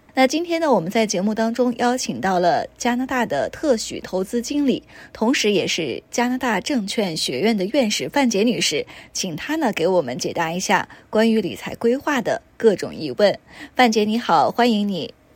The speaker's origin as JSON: {"language": "Chinese", "country": "China", "said": "我们中国人"}